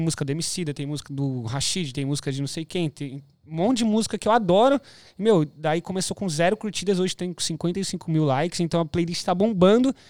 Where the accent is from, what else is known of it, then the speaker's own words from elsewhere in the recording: São Bernardo do Campo, São Paulo, Brazil; moved away as an adult; now in Gold Coast, Australia; sou de São, pa... de São Bernardo